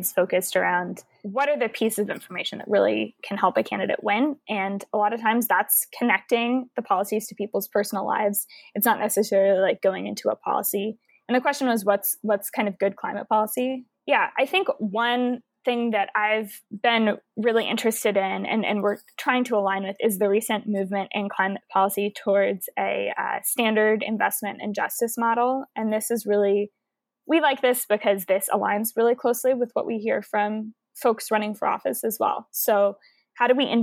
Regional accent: Houston, Texas, United States; I'm from Houston, Texas

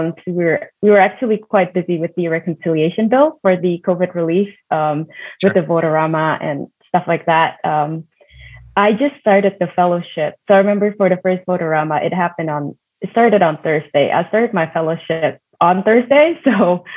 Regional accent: Indonesia; moved away; living and growing up in Indonesia

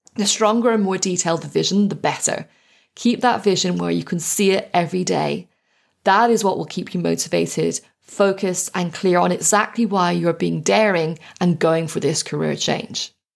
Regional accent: Ireland; Growing up in Ireland

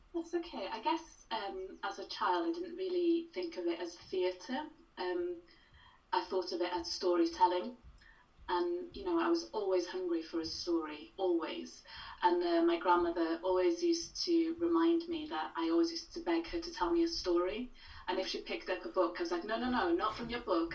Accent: Wales, United Kingdom; being Welsh

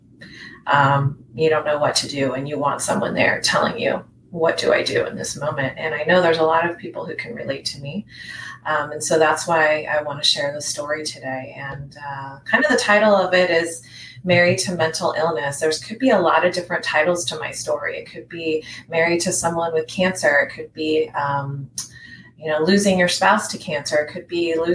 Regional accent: San Diego, California, United States; also born or lived in Hawaii; now in Florida, United States; I grew up originally in San Diego, but I've lived in lots of different places

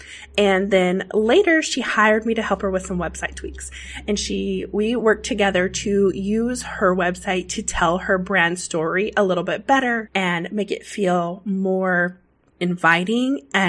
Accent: Pacific Northwest, United States; I'm from the Pacific Northwest

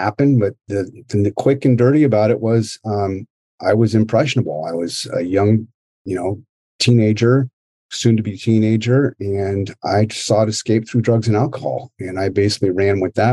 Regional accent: Marin County, California, United States; also born or lived in Daly City, California; I was born and raised in Daly City and moved over to Marin County when I was, 5 years old, and grew up there for, I don't know, up until I was in graduated high school

